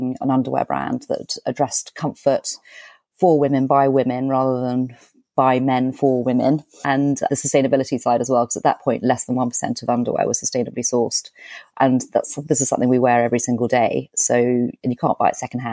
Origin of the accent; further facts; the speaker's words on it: United Kingdom; we're British